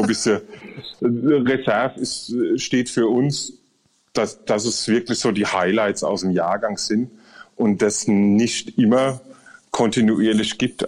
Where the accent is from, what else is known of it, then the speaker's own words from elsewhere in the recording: Rhineland-Palatinate, Germany; Wir, wir sind Pfälzer